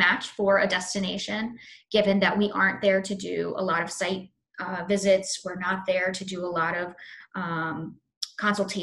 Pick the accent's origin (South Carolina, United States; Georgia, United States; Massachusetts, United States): South Carolina, United States; Fort Mill; also born or lived in Charlotte, North Carolina / Florida; now in New York, United States; I'm originally from Charlotte, but I lived mostly in Fort Mill, South Carolina.